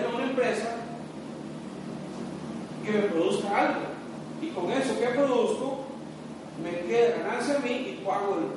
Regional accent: Costa Rica

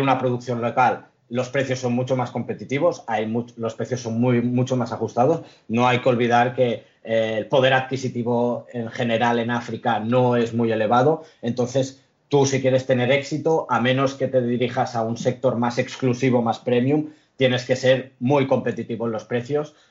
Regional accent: Lloret de Mar, Catalonia, Spain; moved away as an adult; now in Barcelona, Spain; mis padres llegaron a España hace 50 años o algo así, yo he nacido aquí. Eh, soy de Lloret de Mar

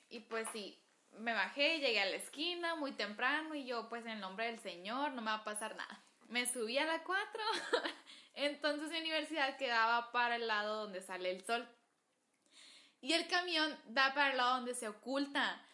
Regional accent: Agua Prieta, Sonora, Mexico; moved away as an adult; now in Hermosillo, Mexico; originalmente soy de Agua Prieta, Sonora.

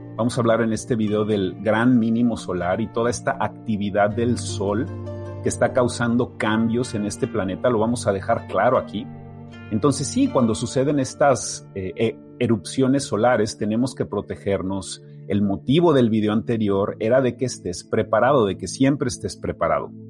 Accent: Mexico City, Mexico; yo soy de la Ciudad de México. Yo crecí a un lado de un volcán enorme, activo

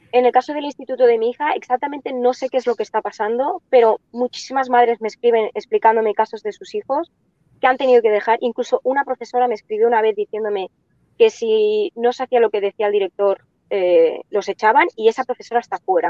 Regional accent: Catalonia, Spain; nosotros somos catalanes, nacimos aquí y nosotros hablamos bien el catalán

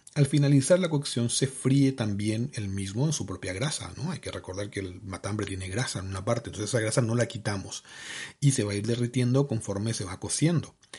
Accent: Paraguay; moved away

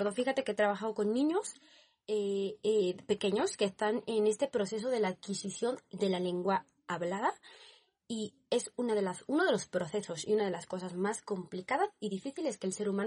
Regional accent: Barcelona, Catalonia, Spain; eh, vengo de España, Barcelona.

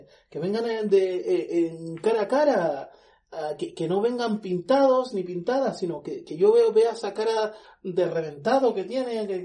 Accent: Italy; Spanish is a second language; Obvio, yo soy italiana.

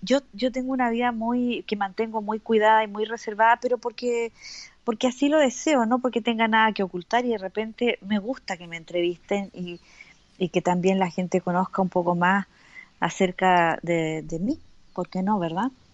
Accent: Valparaíso, Chile; moved away; nací en el puerto de Valparaíso, así que para el, para el lenguaje de Chile soy porteña

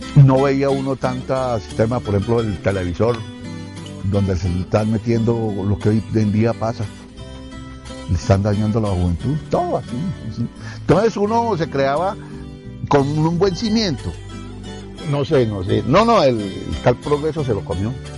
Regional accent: Tibasosa, Boyacá, Colombia; me sentiría orgulloso de ser de mi pueblo Tibasosa

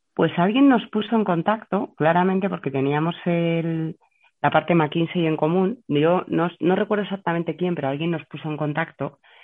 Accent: Burgos, Castile and León, Spain; moved away as an adult; also born or lived in Madrid; había estado toda mi infancia en Burgos

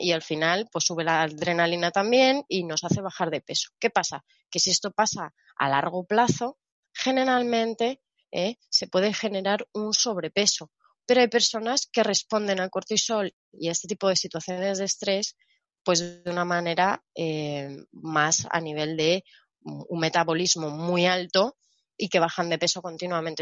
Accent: Spain; yo soy española

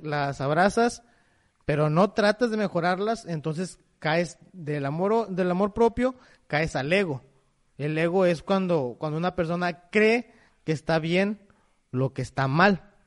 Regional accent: Mexico; como mexicanos

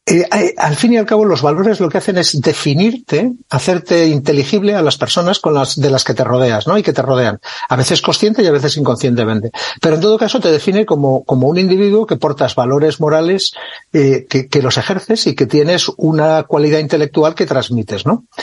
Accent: Lleida, Catalonia, Spain; also born or lived in Figueres; tengo 64 años, nací en Figueras, en Gerona, eh, hijo de militar, que estaba en aquella época destinado. Mi infancia y adolescencia, pues entre Figueras muy poquito tiempo y luego en Lleida, en la que estuve hasta los 16 años.

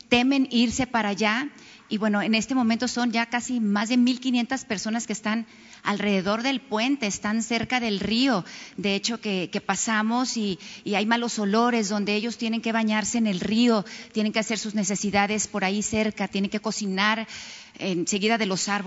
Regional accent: Matamoros, Tamaulipas, Mexico; Yo soy originaria de Matamoros, Tamaulipas. He visto la problemática de primera mano.

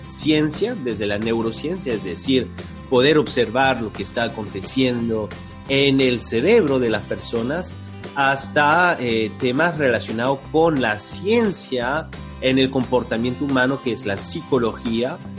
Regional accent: France; moved away as an adult; also born or lived in Santiago, Chile; Yo nací en Santiago, en Chile, eh, crecí en Francia, llegué a Francia cuando tenía tres años de edad eh, y, he vivido ahí hasta los 23.

